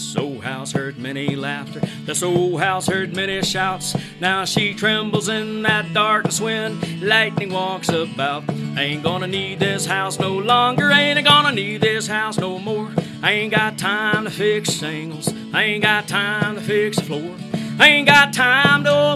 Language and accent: English; Humble, Texas, United States; But Humble is this very little town, kind of like Alpine, very small, and it's right next to Houston, Texas